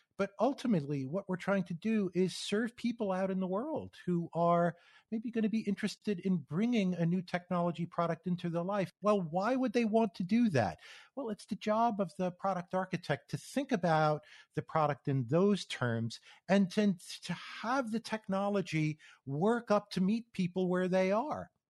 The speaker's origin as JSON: {"language": "English", "region": "New York area", "country": "United States", "tie": "born or raised there", "also_born_or_lived": "Phoenix, Arizona", "moved": "as an adult", "said": "I grew up in the New York area on the East Coast"}